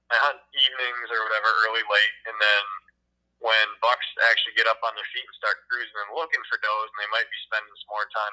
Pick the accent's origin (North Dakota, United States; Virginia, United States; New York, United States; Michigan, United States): Michigan, United States; my home state in Michigan